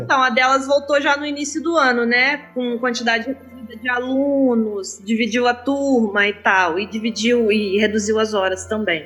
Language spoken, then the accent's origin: Portuguese; Angra dos Reis, Rio de Janeiro, Brazil; now in Barra Mansa, Brazil; Eu sou de Angra, mas eu moro em Barra Mansa